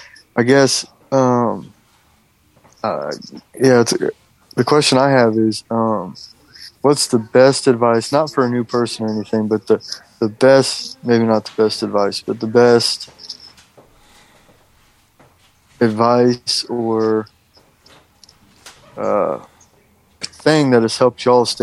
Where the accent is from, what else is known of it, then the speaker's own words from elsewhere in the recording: Houston, Texas, United States; I'm from Houston, Texas